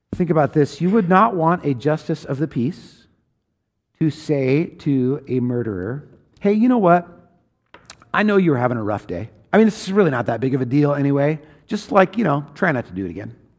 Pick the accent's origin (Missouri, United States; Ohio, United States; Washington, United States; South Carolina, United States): Washington, United States; I grew up in Washington State in a rural place